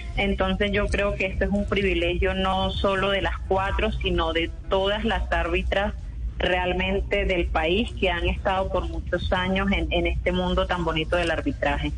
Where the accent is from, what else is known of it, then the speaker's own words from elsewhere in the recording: Santa Marta, Magdalena, Colombia; moved away as an adult; now in Cúcuta, Colombia; yo soy de Santa Marta, toda mi vida nací en Santa Marta, eh, nací, viví, crecí